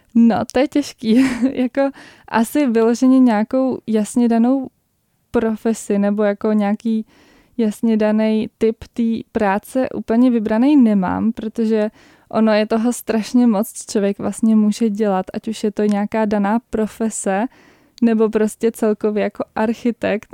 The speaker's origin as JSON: {"language": "Czech", "region": "Prague", "country": "Czechia", "said": "jsem z Prahy"}